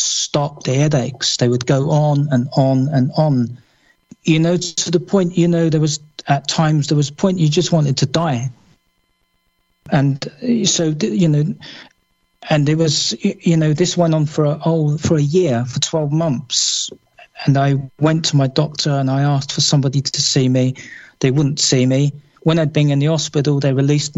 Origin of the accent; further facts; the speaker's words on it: London, United Kingdom; moved away as an adult; now in Somerset, United Kingdom; I was born and bred in London